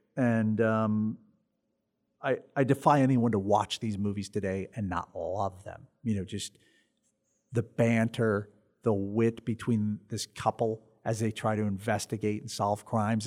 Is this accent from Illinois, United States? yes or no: yes; Chicago, Illinois, United States; the ghouls on Channel thirty-two that we grew up with in Chicago